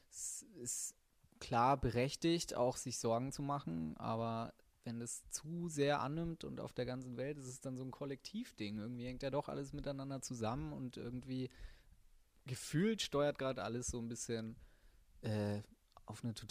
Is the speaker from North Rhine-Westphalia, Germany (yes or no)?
yes; Cologne, North Rhine-Westphalia, Germany; als Kölner ist man da ganz gut bedient